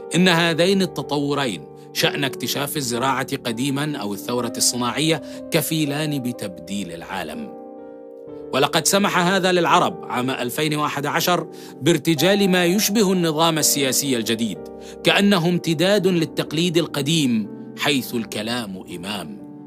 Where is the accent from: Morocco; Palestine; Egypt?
Palestine; فانا فلسطيني